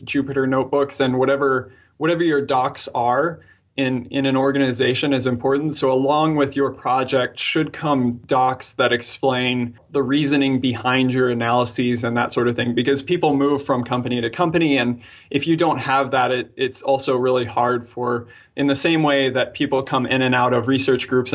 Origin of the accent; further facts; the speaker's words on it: Albuquerque, New Mexico, United States; I was born in Albuquerque, New Mexico